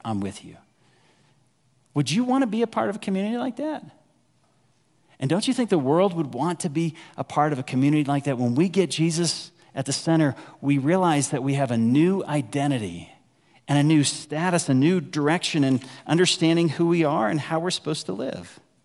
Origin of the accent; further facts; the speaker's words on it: Dallas, Texas, United States; moved away as an adult; also born or lived in Waco, Texas; now in Evergreen, United States; I grew up in North Dallas